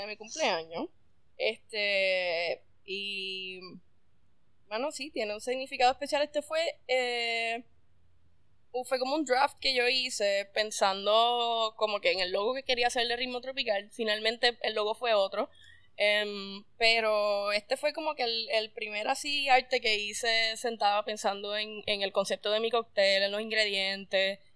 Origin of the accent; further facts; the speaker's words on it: Mayagüez, Puerto Rico; moved away as an adult; also born or lived in San Juan; me fui como a los 18, yo soy del área oeste, nací en Mayagüez